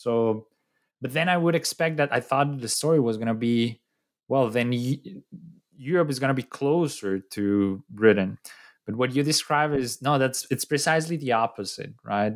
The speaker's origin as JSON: {"language": "English", "country": "Colombia", "said": "I'm from Colombia"}